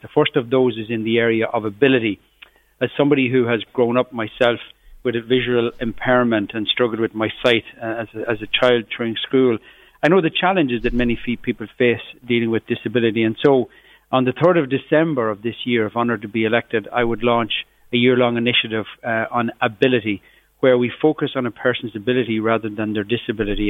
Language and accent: English; Cavan, Ulster, Ireland; from where I grew up in Cavan, just on the borders of Fermanagh